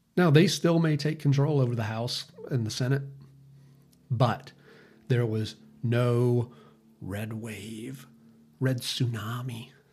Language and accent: English; United States; us as American citizens